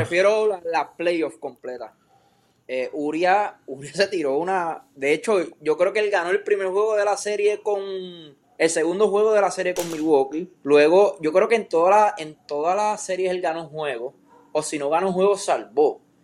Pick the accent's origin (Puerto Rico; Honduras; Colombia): Puerto Rico; como puertorriqueño